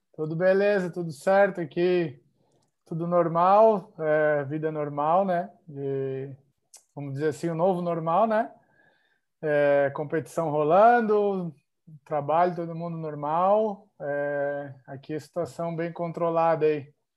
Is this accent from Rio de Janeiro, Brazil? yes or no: no; Joinville, Santa Catarina, Brazil; moved away as an adult; also born or lived in Nova Veneza, Brazil / Spain / Italy; now in Bangkok, Thailand; eu nasci em Nova Veneza, né? Bem perto de Tubarão, porém me criei em Joinville